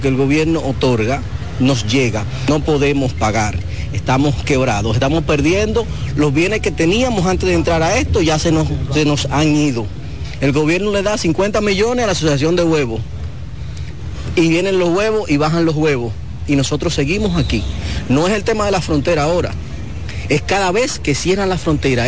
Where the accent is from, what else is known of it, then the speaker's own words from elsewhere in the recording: Monte Plata, Dominican Republic; nosotros que somos de Monteplata